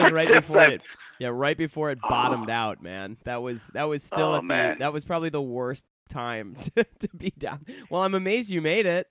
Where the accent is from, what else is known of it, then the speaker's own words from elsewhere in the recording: Detroit, Michigan, United States; I grew up in Metro Detroit, so I feel like I'm familiar with being Canada Junior, just north of the Canadian border.